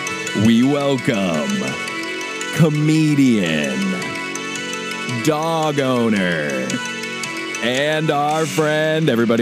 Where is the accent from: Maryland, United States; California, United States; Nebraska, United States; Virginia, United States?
Nebraska, United States; now in Los Angeles, United States; We're both from the Midwest. I'm from Nebraska.